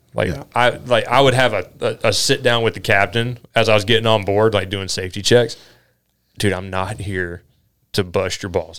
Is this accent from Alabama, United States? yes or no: no; North Carolina, United States; moved away as an adult; also born or lived in Dunedin, Florida; now in Alaska, United States; I was born and raised in North Carolina.